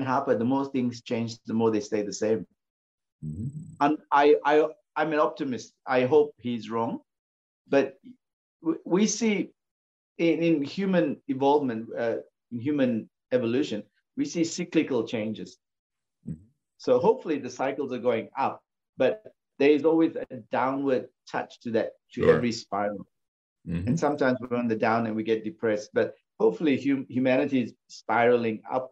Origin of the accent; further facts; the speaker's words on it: Malaysia; I grew up in Malaysia